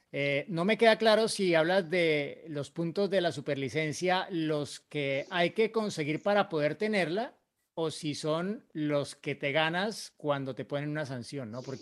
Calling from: Marco Juárez, Córdoba, Argentina; de Marco Juárez, Córdoba, Argentina.

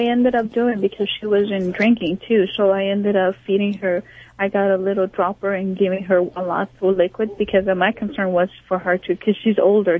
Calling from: Encino, California, United States; I'm calling from Encino, California.

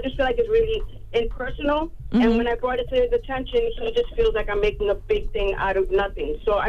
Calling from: New York, United States; I'm calling from New York.

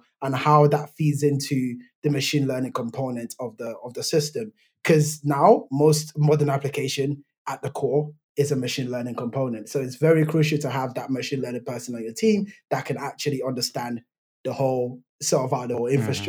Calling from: outskirts of London, England, United Kingdom; So I'm calling in from the United Kingdom. So I'm in England, just staying outside the outskirts of London.

